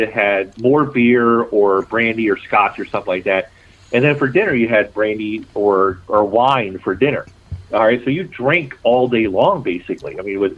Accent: Baltimore, Maryland, United States; accent: Baltimore; it is my hometown. I was born and raised in Baltimore City.

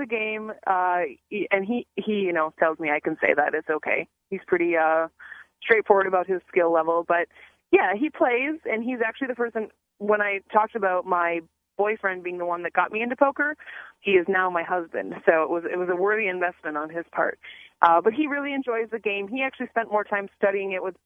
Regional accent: Minnesota, United States

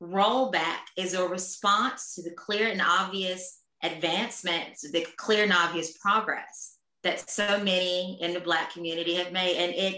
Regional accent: Atlanta, Georgia, United States; now in Australia; I'm born and raised in Atlanta, will always be my home. I grew up with a Black mayor. I grew up with Black doctors, Black dentists.

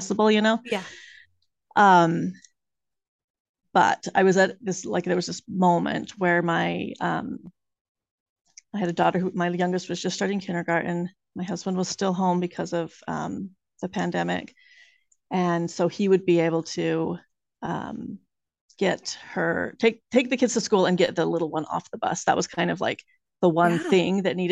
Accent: the West, United States; moved away as an adult; now in Salem, United States; I grew up in the West, and my husband and I moved out here

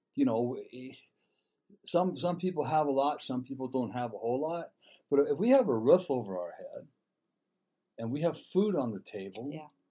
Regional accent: Dana Point, California, United States; I grew up in Dana Point

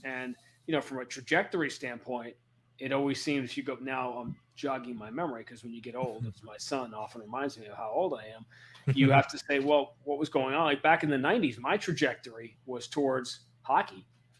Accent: New York City, New York, United States; also born or lived in Minnesota; now in Boston, United States; I grew up in Greenwich Village on Bleecker Street.

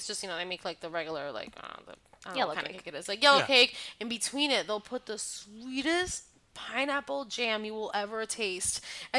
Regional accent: Dominican Republic; moved away; because I grew up in Dominican Republic.

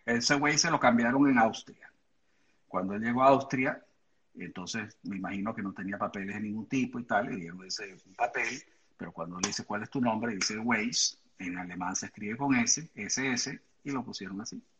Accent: Venezuela; moved away as an adult; now in United States; cuando éramos niños en Venezuela

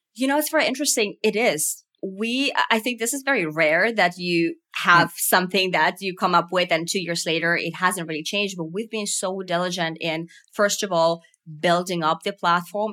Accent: Finland; growing up in Finland

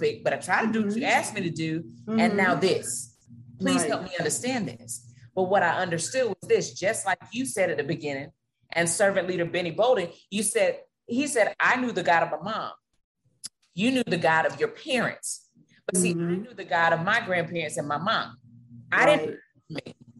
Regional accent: Florida, United States; moved away; also born or lived in North Carolina; I'm from Florida

